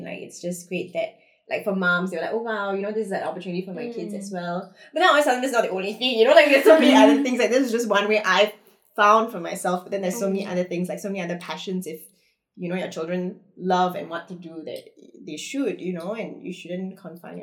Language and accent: English; India; I'm Indian